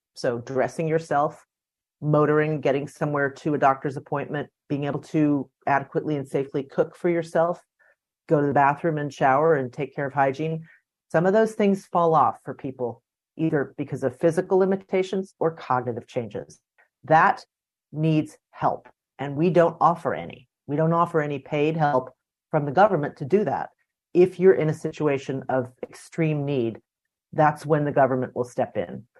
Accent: D.C., District of Columbia, United States; I grew up outside Washington, D.C., in the suburbs

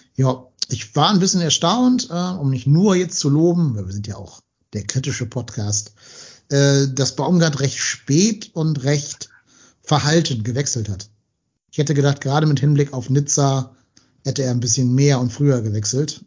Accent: Cologne, North Rhine-Westphalia, Germany; als Kölner

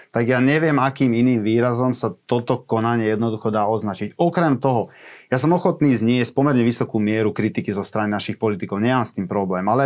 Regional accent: Komárno, Nitra Region, Slovakia; vo večerných hodinách som bol už doma v Komárne u svojich rodičov

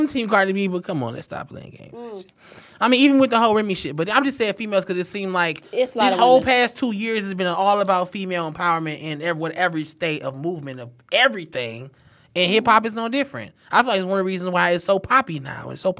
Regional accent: Detroit, Michigan, United States; I'm really here from Detroit

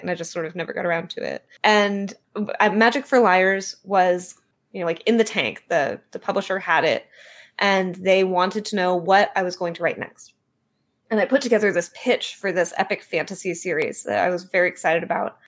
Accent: Bay Area, California, United States; also born or lived in Portland; I was born and raised in California in the Bay Area. I'm back in California now

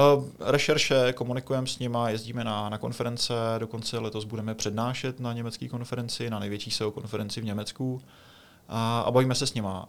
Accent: Czechia; my Češi jsme specifický

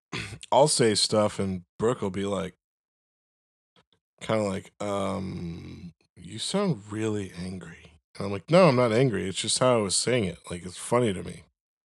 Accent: Florida, United States; I thought the same thing when I moved there from fucking Florida.

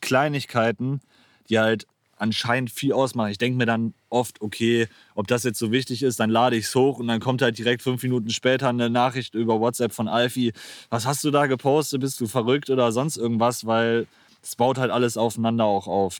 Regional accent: Geldern, North Rhine-Westphalia, Germany; also born or lived in Moers; Also ich bin 22, komme aus Geldern, ähm, gebürtig aus Mörs, für die Leute, die da, für die was sagt. Ähm, ja, lebe seit meinem sechsten Jahr in Geldern

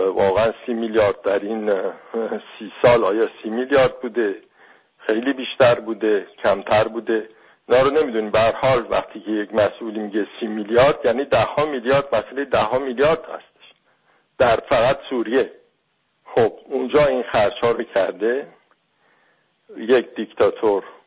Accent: Iran; moved away; به عنوان یک ایرانی

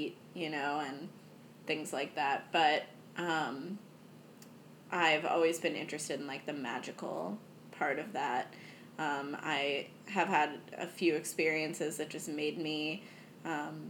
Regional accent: United States; I was born here in America

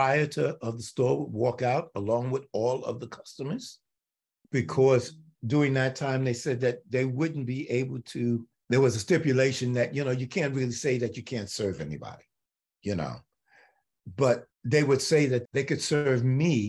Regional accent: New York City, New York, United States; I'm born and raised in New York City

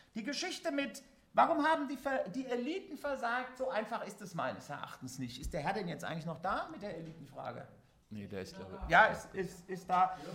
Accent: Germany; ich als Westdeutscher

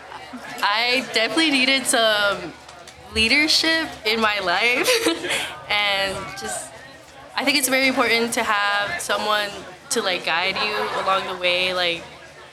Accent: Chicago, Illinois, United States; So I grew up in Pilsen

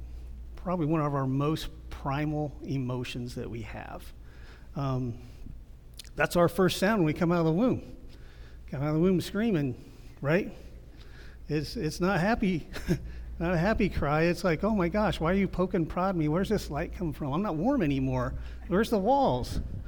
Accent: Ohio, United States; I'm from the Midwest, so you guys, I watch the Weather Channel. The weather out here is always the same to me, so I don't really pay attention to it too much. But in Ohio, the Weather Channel

